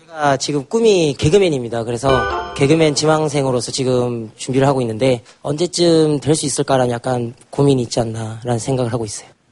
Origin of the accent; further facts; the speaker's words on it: Hadong, South Gyeongsang, South Korea; moved away as an adult; now in Seoul, South Korea; 고향은 경상남도 하동이라고